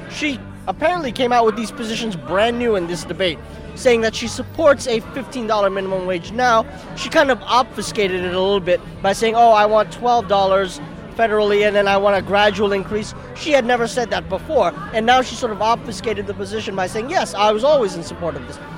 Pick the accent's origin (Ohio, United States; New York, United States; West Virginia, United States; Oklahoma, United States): New York, United States; Brooklyn; also born or lived in Bangladesh; I was born in Bangladesh. I American citizen. I grew up in Brooklyn.